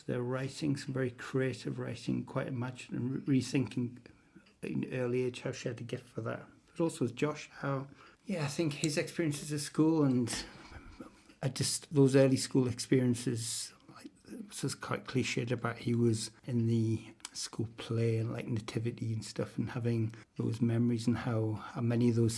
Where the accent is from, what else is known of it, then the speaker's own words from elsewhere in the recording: North Shields, North East England, United Kingdom; growing up in North Shields